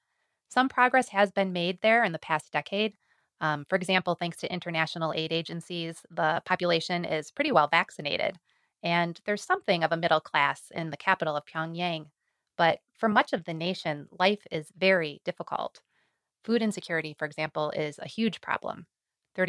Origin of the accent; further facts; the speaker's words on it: United States; I'm an American coming into this culture that I'm not very familiar